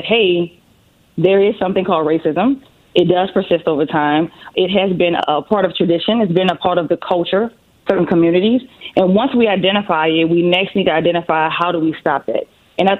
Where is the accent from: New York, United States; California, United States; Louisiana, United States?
Louisiana, United States; New Orleans; I'm from New Orleans. So that's where the beautiful accent comes from